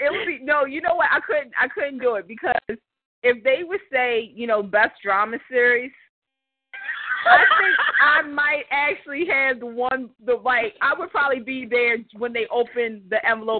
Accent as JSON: {"language": "English", "region": "Maryland", "country": "United States", "tie": "born or raised there", "said": "she's from my home state. We're both from Maryland."}